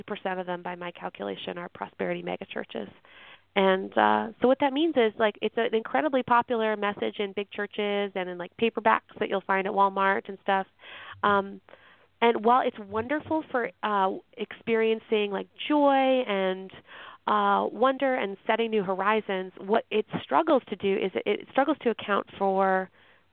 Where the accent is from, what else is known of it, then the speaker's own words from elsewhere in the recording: middle of Canada, central Canada, Canada; moved away as an adult; now in North Carolina, United States; I'm Canadian, so this was not normally my bag. I'm from like the middle of Canada